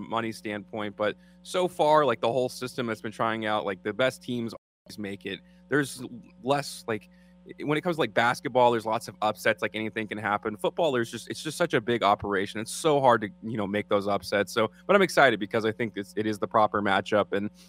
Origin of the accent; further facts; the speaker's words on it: the South, United States; I'm from the South